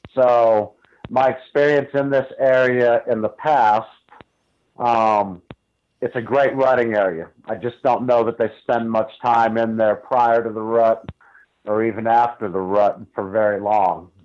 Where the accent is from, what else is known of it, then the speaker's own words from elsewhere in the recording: Northeast Ohio, United States; moved away as an adult; now in New Mexico, United States; I grew up in Northeast Ohio